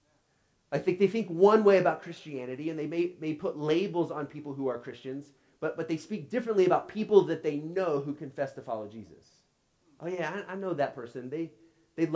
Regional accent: Oklahoma, United States; I grew up in Oklahoma

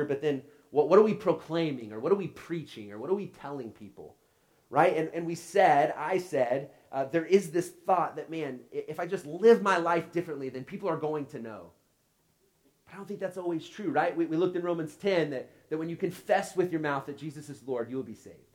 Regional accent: Oklahoma, United States; I grew up in Oklahoma

